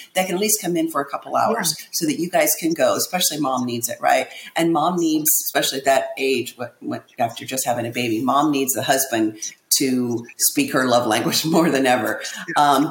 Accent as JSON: {"language": "English", "region": "Indiana", "country": "United States", "moved": "yes", "lives_now": "Florida, United States", "said": "We're originally from Indiana. We live in Florida now"}